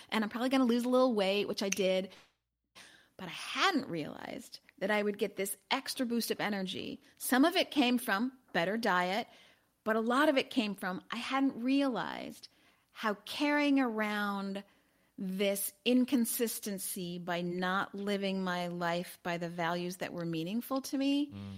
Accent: Chicago, Illinois, United States; also born or lived in Los Angeles; I'm originally from Chicago, although I am in Los Angeles today

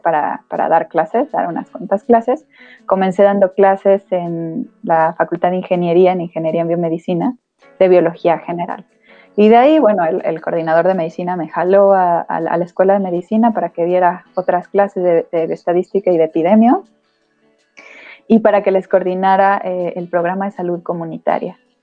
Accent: State of Mexico, Mexico; yo soy del Estado de México, entonces yo comencé mi vida scout en el grupo 87 en Aucalpan, en el Cerro de Moctezuma

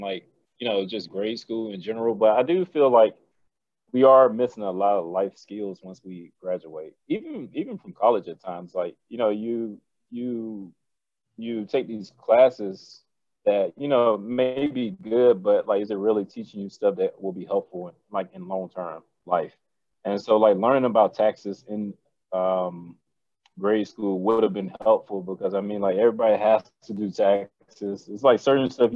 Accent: Montgomery, Alabama, United States; moved away; I'm from Alabama. No, Montgomery.

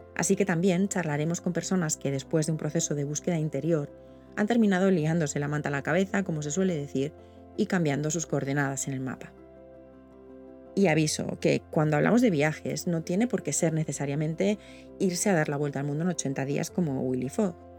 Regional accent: Vitoria-Gasteiz, Basque Country, Spain; Nací en Vitoria hace 48 años

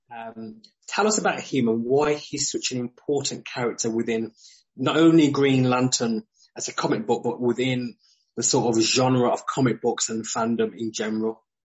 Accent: United Kingdom; especially as a Brit

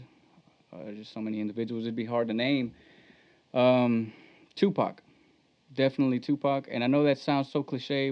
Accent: Hempstead, Texas, United States; also born or lived in Temple, Texas / Belton, Texas; I was born in Temple, Texas. I grew up in Central Texas in Belton. And then when I was younger, I was still in elementary when we moved over to Hempstead. So I went to school, elementary in Hempstead, and high school, graduated in Hempstead

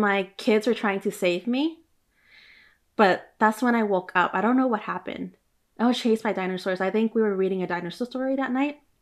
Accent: Oakland, California, United States; I grew up by Chinatown in Oakland

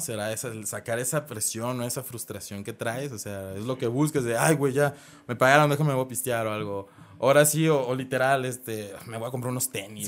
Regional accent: Guadalajara, Jalisco, Mexico; also born or lived in Monterrey; yo soy aquí de Guadalajara, había emigrado para allá, para Monterrey

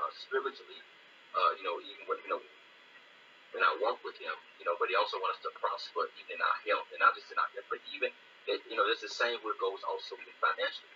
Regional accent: Greenville, Mississippi, United States; I'm from Greenville, Mississippi.

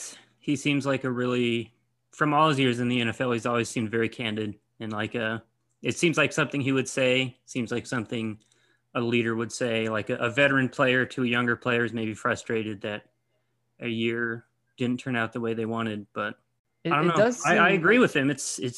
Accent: Bay Area, California, United States; I was born in the Bay Area.

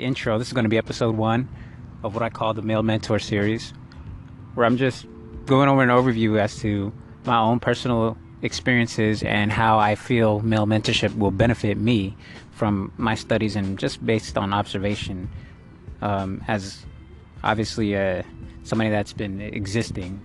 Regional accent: United States; I'm Belizean American, first generation born here in the States

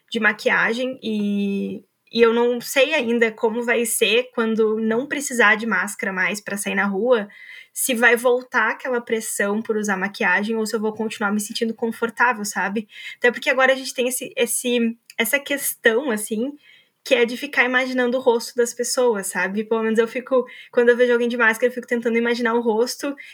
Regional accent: Brazil; para entender tudo aquilo que o carnaval representa para nós enquanto brasileiros, né?

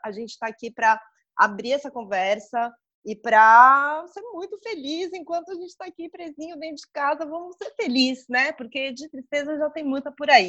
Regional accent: São Paulo, Brazil; a gente é de São Paulo, a gente ama São Paulo

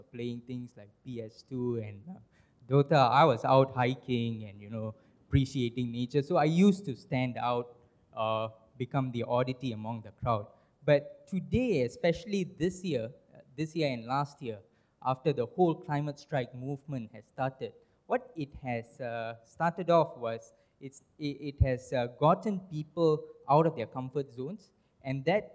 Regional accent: Penang, Malaysia; growing up in Penang is that you grow up around this heritage of activism

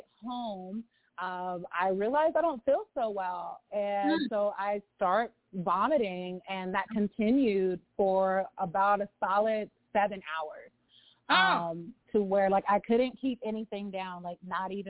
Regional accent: Lompoc, California, United States; moved away; also born or lived in Los Angeles; I was born in LA, but I was raised in Santa Barbara County in Lompoc.

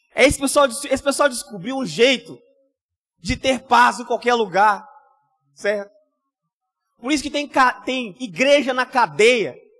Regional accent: Rio de Janeiro, Brazil; eu só posso ser carioca

